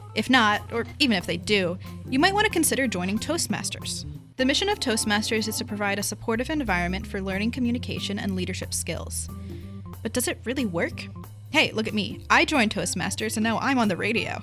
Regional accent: Pennsylvania, United States; come from a Pennsylvania farming community and every farm has at least one rifle on it

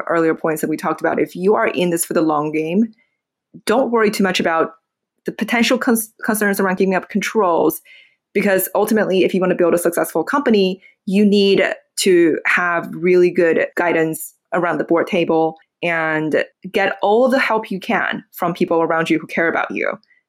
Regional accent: Beijing, China; English is a second language; moved away as an adult; now in United States; I was born in Beijing, Beijing, China.

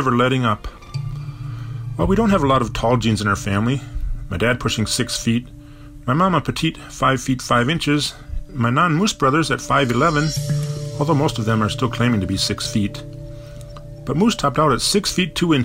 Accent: Bloomington, Minnesota, United States; I lived with a moose all throughout my childhood, growing up in Bloomington, Minnesota

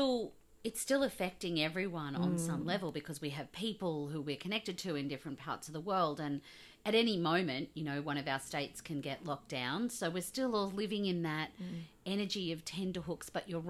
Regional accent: Australia; accent: Australian

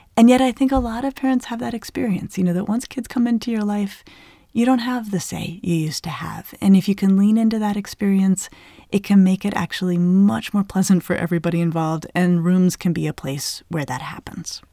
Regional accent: Colorado, United States; I grew up in Colorado in the Southwest

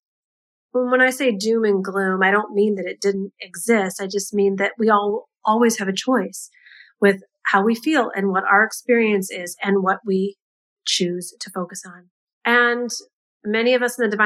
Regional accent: United States; being an American

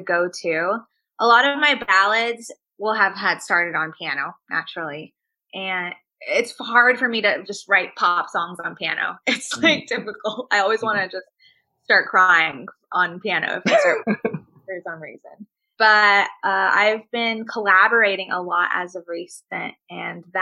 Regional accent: Nagaland, India; moved away; where I'm from originally, my home state of Nagaland is, you know, just under China.

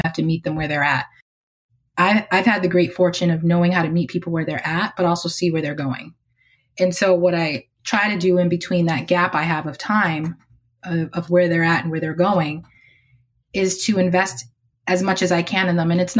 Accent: Boston, Massachusetts, United States; drove me to and from Head Start every day from where I lived in Roxbury, Massachusetts.

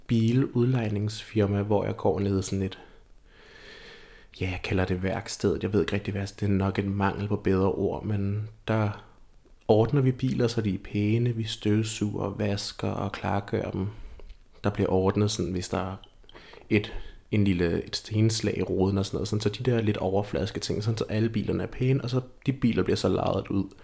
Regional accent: Lolland, Zealand, Denmark; Jeg føler altid, at jeg kan mærke mit, øh, mit lollandske ophav. Jeg, jeg er født og opvokset på Lolland.

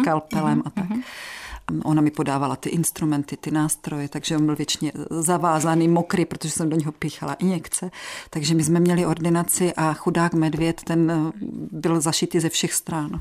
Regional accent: Moravian Wallachia, Czechia; u nás na Valašsku

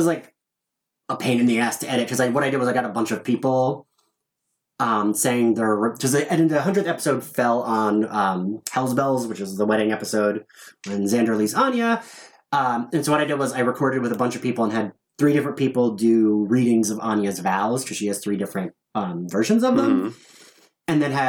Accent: New Jersey, United States; also born or lived in New York; New Jersey.

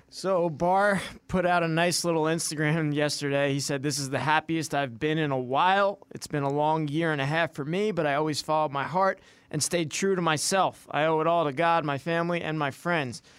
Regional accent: New York, United States; moved away as an adult; now in Minnesota, United States; I am obviously a born and bred in New York

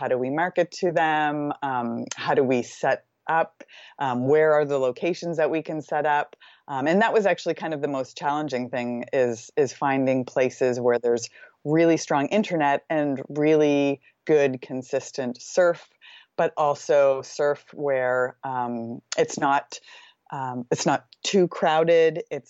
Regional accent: Nova Scotia, Canada; I'm originally from Nova Scotia in Canada

